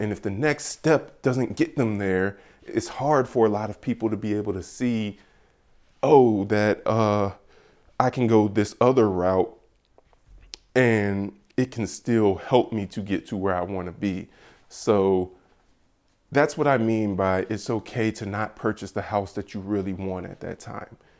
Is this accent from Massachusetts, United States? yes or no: no; Georgia, United States; I am from Georgia.